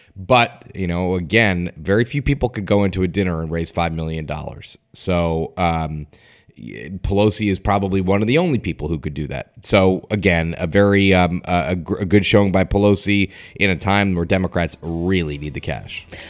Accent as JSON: {"language": "English", "town": "Stamford", "region": "Connecticut", "country": "United States", "tie": "born or raised there", "said": "the Stamford, Connecticut mayoral race, my hometown"}